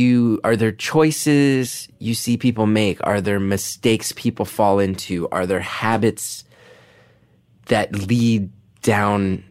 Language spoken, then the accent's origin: English; New York City, New York, United States; I'm a jaded New Yorker.